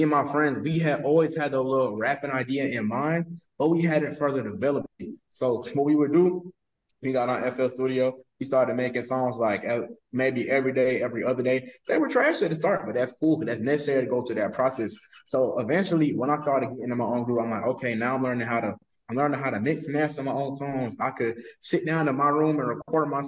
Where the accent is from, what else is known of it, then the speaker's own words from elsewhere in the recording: West Palm Beach, Florida, United States; I'm from West Palm Beach. I grew up in a nice area, for real.